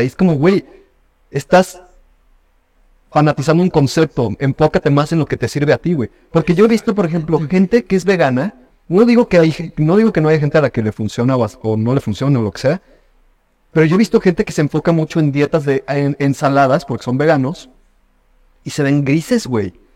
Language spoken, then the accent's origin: Spanish; Mexico; nosotros como mexicanos